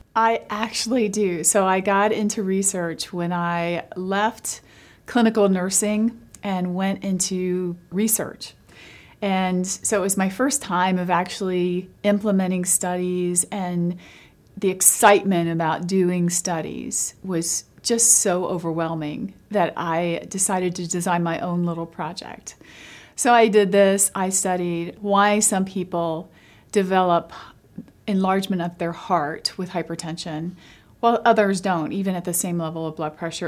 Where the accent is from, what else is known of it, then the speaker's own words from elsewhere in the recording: London, Kentucky, United States; I was born in London, Kentucky. My whole family lives in Eastern Kentucky.